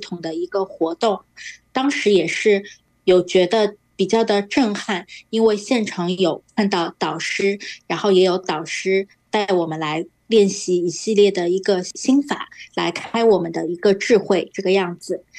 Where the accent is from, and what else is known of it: Shanghai, China